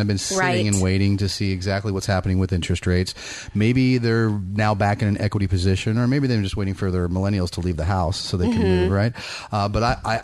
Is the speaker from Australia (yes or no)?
no; Bay Area, California, United States; grew up in the Bay Area